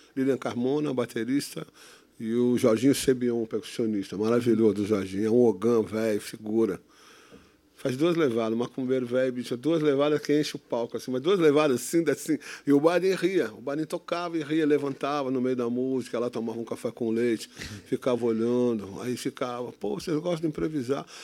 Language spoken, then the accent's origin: Portuguese; Santos, São Paulo, Brazil; Nasci em Santos, nasci em Santos